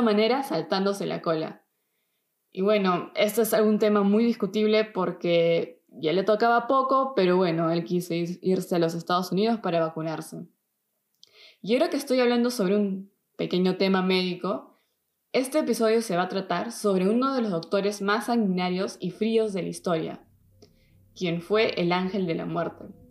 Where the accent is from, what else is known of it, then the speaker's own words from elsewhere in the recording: Peru; now in Germany; soy de Perú aunque vivo en Alemania